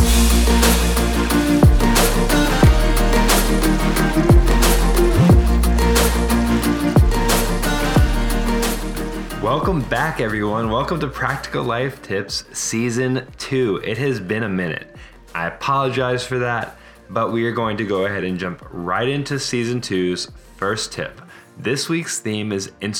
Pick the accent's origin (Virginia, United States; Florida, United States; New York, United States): Virginia, United States; moved away as an adult; also born or lived in Alabama / Italy / Miami / Fort Lauderdale; now in Seattle, United States; I grew up in Virginia